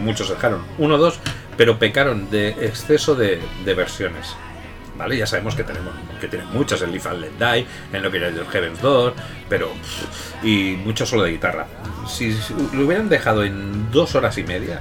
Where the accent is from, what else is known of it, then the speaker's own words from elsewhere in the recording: Catalonia, Spain; yo, como buen catalán